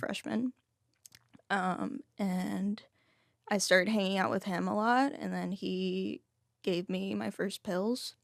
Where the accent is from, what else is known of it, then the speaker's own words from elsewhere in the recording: Fort Worth, Texas, United States; also born or lived in Dallas, Texas; my dad raised me, um, alone for the first fourteen years, and that was in Fort Worth